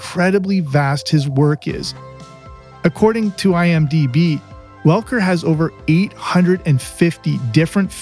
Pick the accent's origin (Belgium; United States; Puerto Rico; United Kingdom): United Kingdom; England; growing up in England.